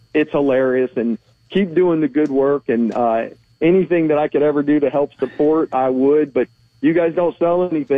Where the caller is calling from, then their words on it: Brevard County, Florida, United States; I'm calling from Brevard County.